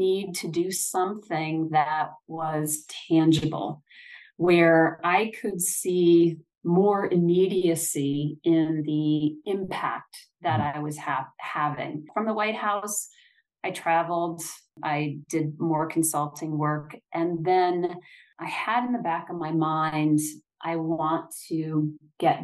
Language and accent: English; Michigan, United States; I grew up in Michigan